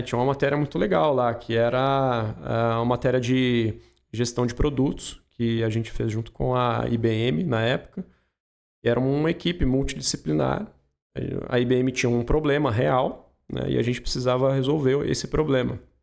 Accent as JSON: {"language": "Portuguese", "town": "Espírito Santo do Pinhal", "region": "São Paulo", "country": "Brazil", "tie": "born or raised there", "accent": "mix of Pinhal and São Paulo", "said": "Eu nasci aqui em Pinhal mesmo, né? É, eu tenho um sotaque um pouco misturado com Pinhal e também São Paulo, porque a minha mãe é paulista"}